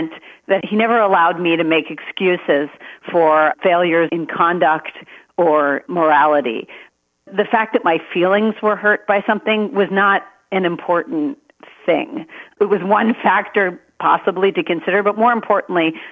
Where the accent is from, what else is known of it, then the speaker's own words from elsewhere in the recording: Maryland, United States; I was born in Maryland. I have a younger brother, and we grew up in a house of lawyers